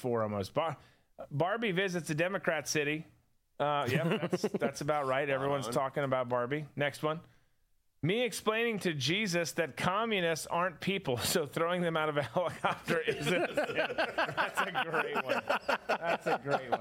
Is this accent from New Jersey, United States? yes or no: no; Minnesota, United States; moved away; I grew up in Minnesota.